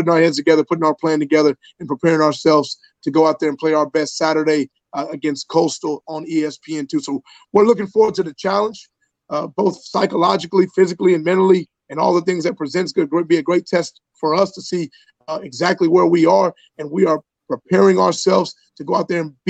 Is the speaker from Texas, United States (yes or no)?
yes; Dallas, Texas, United States; moved away as an adult; also born or lived in the South; now in Buffalo, United States; I grew up in Dallas, Texas